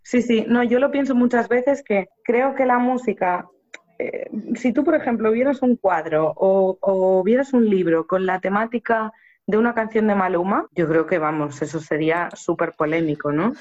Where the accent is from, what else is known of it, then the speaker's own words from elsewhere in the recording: Spain; conservatorios españoles, que es el país de donde yo soy